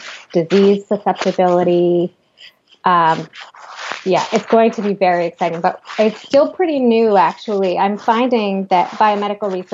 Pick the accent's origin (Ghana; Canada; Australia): Canada; moved away as an adult; also born or lived in New York City / Seattle; I was in Canada at the time. I'm Canadian.